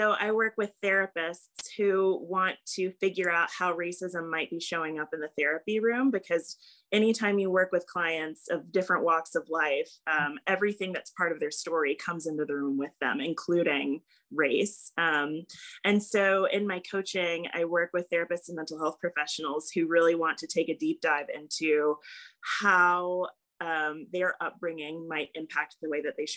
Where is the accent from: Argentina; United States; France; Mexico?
United States; Lexington, Kentucky; now in Hendersonville, United States; I grew up in Lexington, Kentucky, which is the horse capital of the world